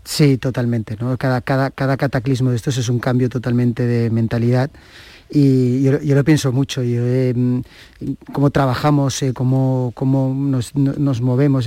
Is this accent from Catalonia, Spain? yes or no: yes; Catalonia, Spain; ser catalán